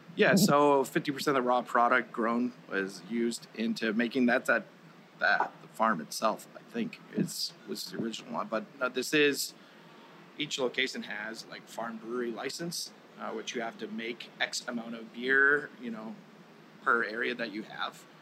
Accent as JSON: {"language": "English", "town": "Peabody", "region": "Massachusetts", "country": "United States", "tie": "born or raised there", "moved": "as an adult", "lives_now": "Texas, United States", "said": "I'm actually from Peabody, which is about I don't know 18 miles north of here. I uh, grew up there"}